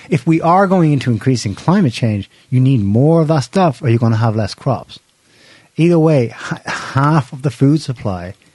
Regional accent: Ireland; we're Irish

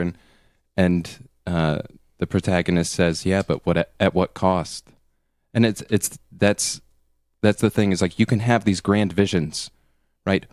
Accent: United States; being an American

